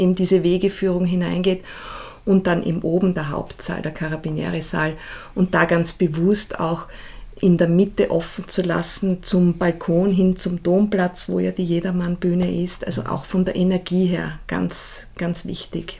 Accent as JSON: {"language": "German", "region": "Salzburg", "country": "Austria", "tie": "born or raised there", "said": "ich bin ja in Salzburg aufgewachsen und dort in die Schule gegangen"}